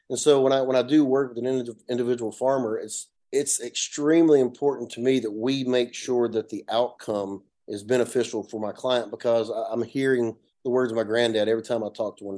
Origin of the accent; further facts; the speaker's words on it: north Georgia, United States; accent: Appalachian; i come from a little small town in, in north georgia you can hear my accent it's uh you know an appalachian mountain area the foothills if you will like, like most people there especially we all come from farmers